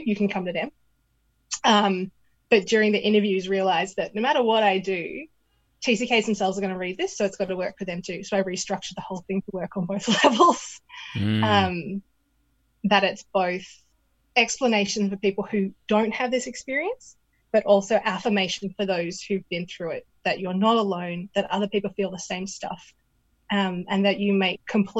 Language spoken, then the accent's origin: English; Canberra, Australian Capital Territory, Australia; now in Portland, United States; If I said I was from Canberra and they were from Canberra, they'd start asking me all this stuff.